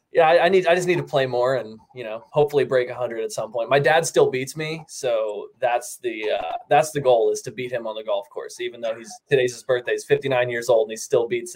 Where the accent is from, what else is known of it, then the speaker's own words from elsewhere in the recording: York, Pennsylvania, United States; moved away; I'm from York, Pennsylvania